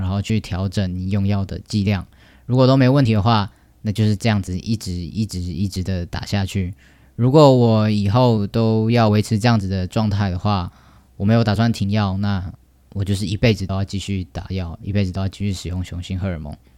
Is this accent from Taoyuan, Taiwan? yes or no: yes; Taoyuan, Taiwan; 来自我家乡，有最棒的桃园